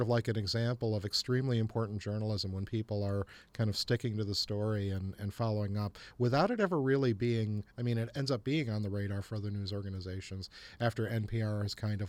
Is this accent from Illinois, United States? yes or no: yes; Illinois, United States; moved away; I'm from Illinois originally, yes.